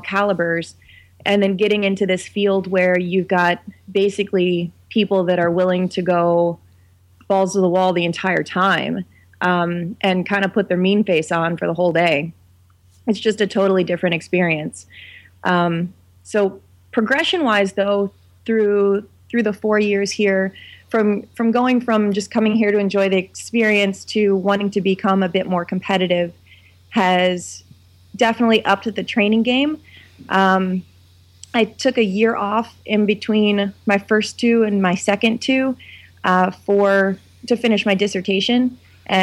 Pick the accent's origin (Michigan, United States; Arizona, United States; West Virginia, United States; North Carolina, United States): West Virginia, United States; I hail from West Bygod, Virginia, and it is I teach at West Virginia University